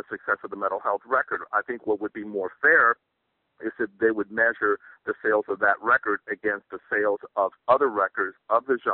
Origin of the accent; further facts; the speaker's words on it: New York City, New York, United States; now in California, United States; I live in California, but I was born and raised in New York City